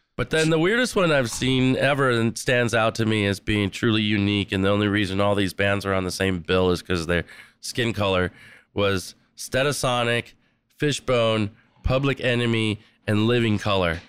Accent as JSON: {"language": "English", "town": "San Diego", "region": "California", "country": "United States", "tie": "born or raised there", "said": "growing up in La Jolla, come on, wind and sea, there's a, there's an amazing surf culture where I grew up"}